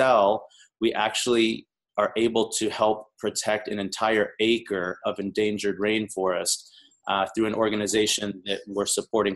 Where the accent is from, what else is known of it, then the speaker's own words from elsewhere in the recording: the South, United States; moved away as an adult; now in Los Angeles, United States; I'm originally from the South. I've been out in LA now for about 15 years